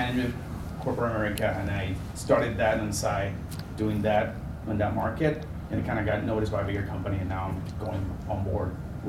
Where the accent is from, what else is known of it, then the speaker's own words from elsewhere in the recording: Puerto Rico; now in New Haven, United States; I'm from Puerto Rico originally. I live in New Haven, Connecticut.